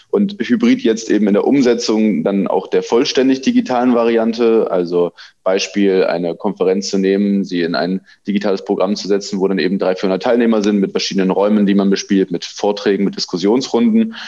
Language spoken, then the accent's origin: German; Weimar, Thuringia, Germany; moved away as an adult; now in Stralsund, Germany; ich komme aus Weimar, einer Kulturstadt in, in Thüringen, ähm, bei der ich auch, äh, seit ich Kind bin, auf Veranstaltungen unterwegs war